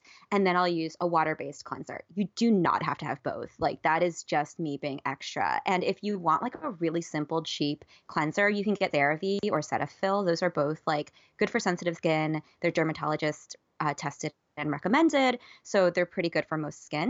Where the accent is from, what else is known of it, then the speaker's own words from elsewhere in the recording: Central Florida, United States; I grew up in Central Florida